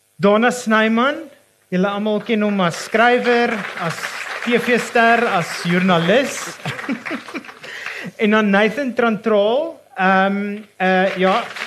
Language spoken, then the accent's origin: Afrikaans; Johannesburg, Gauteng, South Africa; moved away; ek as 'n transplante Joburger